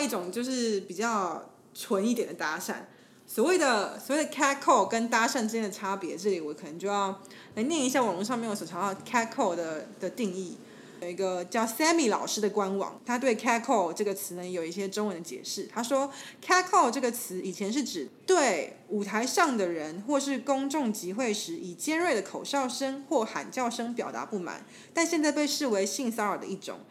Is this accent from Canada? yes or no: no; Taiwan; 我是台湾人